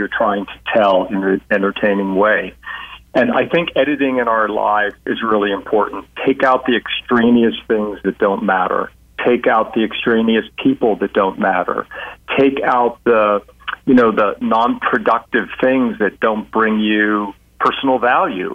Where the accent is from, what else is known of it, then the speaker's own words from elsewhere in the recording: United States; I was born in the U.S., but I also have an Irish passport